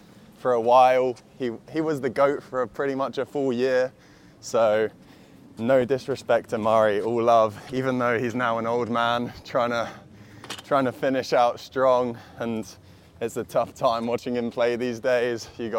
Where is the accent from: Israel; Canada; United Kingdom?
United Kingdom; London; moved away; I'm from London.